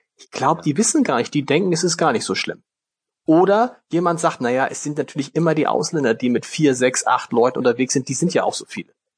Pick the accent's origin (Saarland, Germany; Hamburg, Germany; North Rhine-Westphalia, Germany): Hamburg, Germany; Als Hamburger in Schleswig-Holstein.